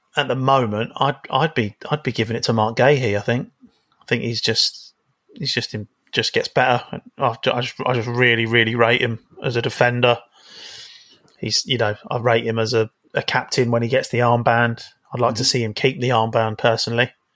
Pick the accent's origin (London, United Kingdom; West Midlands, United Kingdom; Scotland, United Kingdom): London, United Kingdom; I'm from South London